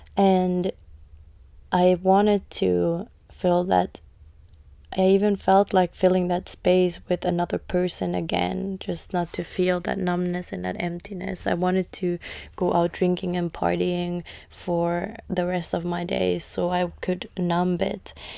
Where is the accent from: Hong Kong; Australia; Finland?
Finland; moved away as an adult; also born or lived in London, United Kingdom / United States; when I moved out from Finland and moved to London when I was eighteen to be an au pair